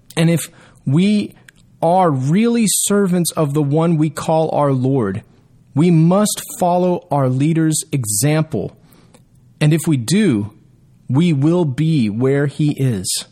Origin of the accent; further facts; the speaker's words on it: Texas, United States; my rights as a Texan